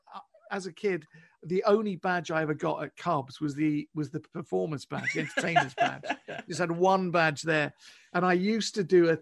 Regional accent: Pinner, London, United Kingdom; I grew up in Pinner in northwest London

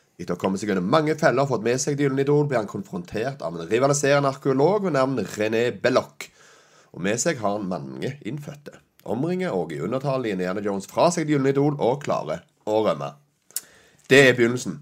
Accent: Sandnes, Rogaland, Norway; det gamle huset jeg vokste opp på Austrått i Sandnes

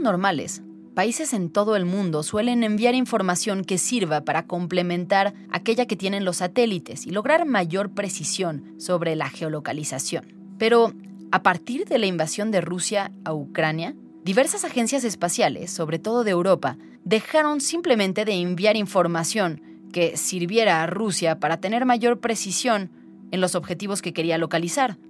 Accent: Mexico; somos vecinos de Estados Unidos

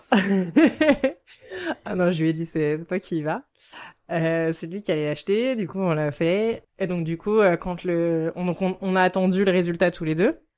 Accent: France; moved away as an adult; now in Japan; je suis française et j'habite au Japon depuis quatre ans

